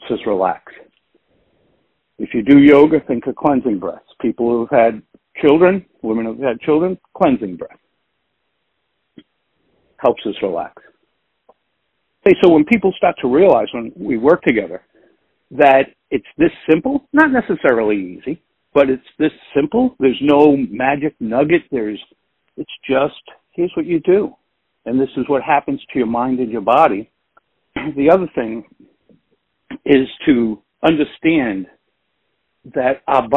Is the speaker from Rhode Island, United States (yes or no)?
yes; Providence, Rhode Island, United States; I grew up in Providence, Rhode Island. I live right outside of there now